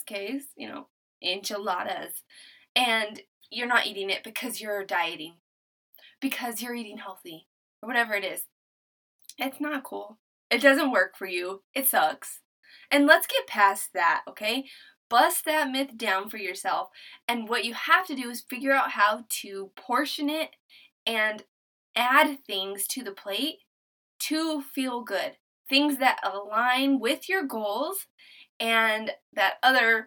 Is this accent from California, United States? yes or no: no; New Mexico, United States; now in Texas, United States; I'm from New Mexico. Originally, we're living in Texas. We're military